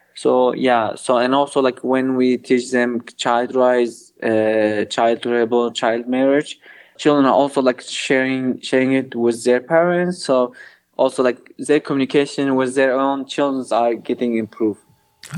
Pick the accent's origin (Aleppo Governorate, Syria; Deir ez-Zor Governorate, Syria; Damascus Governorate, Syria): Aleppo Governorate, Syria; Kobani; moved away as an adult; now in Mardin, Turkey; I'm originally from Kobani. Kobani is a, uh, like a border city on the Syrian and Turkish border.